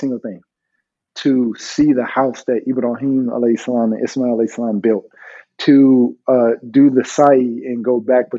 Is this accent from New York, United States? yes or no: no; California, United States; moved away as an adult; also born or lived in Washington State; growing up in California